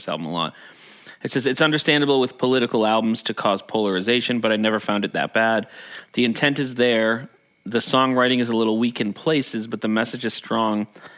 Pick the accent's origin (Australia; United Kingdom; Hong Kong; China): Australia; Living with War, a good album, but of its time and as an Australian, hard to relate to at times.